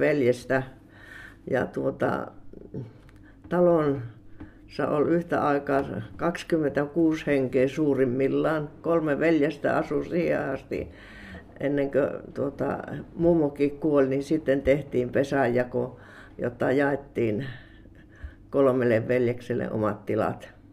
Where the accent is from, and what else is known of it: Kiviapaja, Sääminki, South Savo, Finland; born or raised there; also born or lived in Uitonniemi